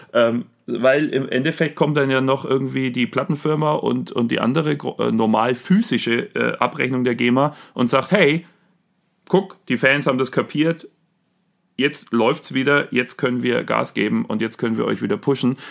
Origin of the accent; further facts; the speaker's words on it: Germany; bei uns in Deutschland